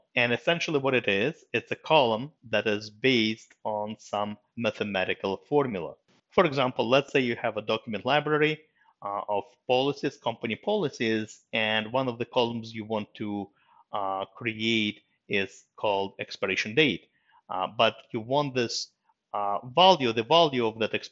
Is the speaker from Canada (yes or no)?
no; Russia; moved away; I was born in Russia and I was lucky enough to go through the Russian school system